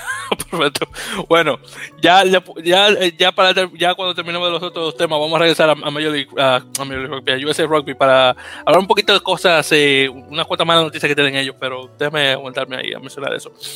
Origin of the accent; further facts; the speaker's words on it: Dominican Republic; yo, también soy dominicano